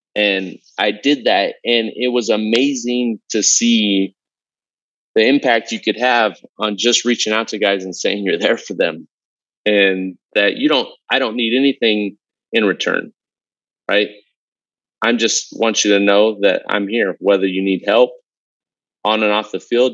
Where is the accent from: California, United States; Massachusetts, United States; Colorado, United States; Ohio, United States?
California, United States; Southern; I grew up in Southern California. I had every race, uh, background, cultural lived on my block when I grew up